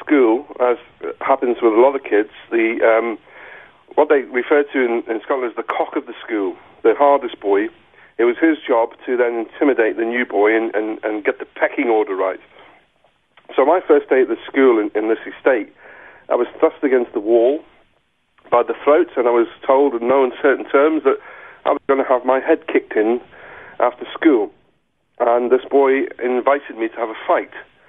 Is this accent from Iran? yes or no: no; South Africa; And both my grandparents died really quickly, and I can just remember this outpouring of grief, and my mum, and obviously her husband wasn't coming back, and he didn't want us to come back to South Africa.